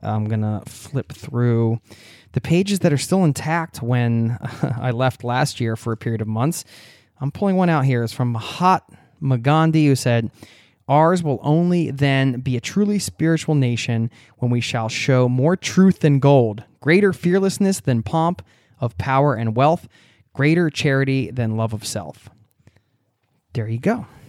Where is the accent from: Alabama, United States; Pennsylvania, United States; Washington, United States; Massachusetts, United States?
Pennsylvania, United States; Newtown; moved away; I grew up in Newtown, which is in Bucks County outside of Philadelphia